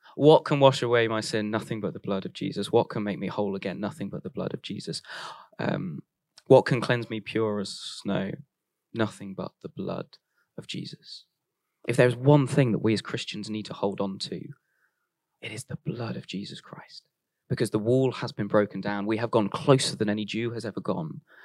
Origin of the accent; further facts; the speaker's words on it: Warwick, West Midlands, United Kingdom; I grew up in Warwick, which was right next to Royal Leamington Spa